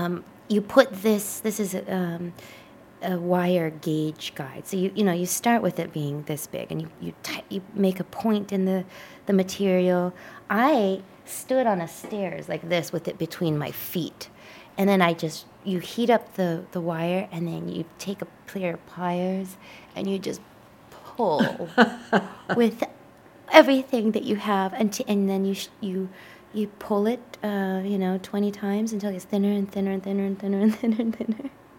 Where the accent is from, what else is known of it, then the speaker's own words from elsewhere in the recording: United States; also born or lived in Japan; But you know, I can't overlook the fact that I am an American, and our identities are associated with these amazing automobiles that we made